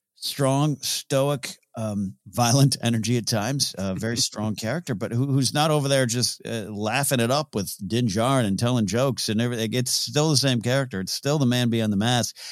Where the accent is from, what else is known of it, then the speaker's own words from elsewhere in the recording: Arroyo Grande, California, United States; They moved to my hometown. I, you know, coached up in Arroyo Grande, California